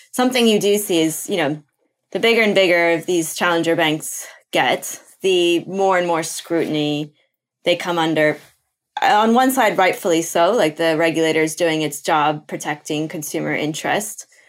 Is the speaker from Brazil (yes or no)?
yes; Brazil; moved away; I'm from Brazil originally. That's where I was born